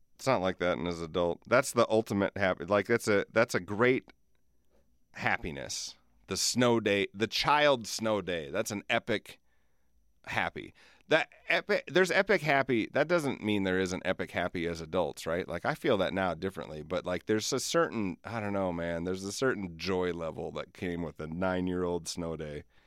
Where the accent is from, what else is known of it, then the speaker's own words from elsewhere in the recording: Alcester, South Dakota, United States; I grew up in Alcester